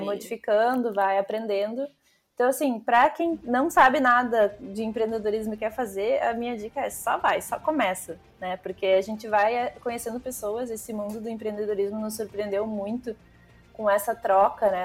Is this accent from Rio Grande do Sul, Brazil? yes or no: yes; Porto Alegre, Rio Grande do Sul, Brazil; sou de Porto Alegre